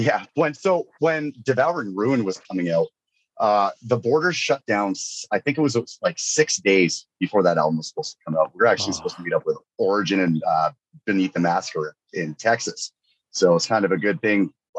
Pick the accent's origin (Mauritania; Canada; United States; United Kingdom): Canada; Northern British Columbia; I grew up in Northern BC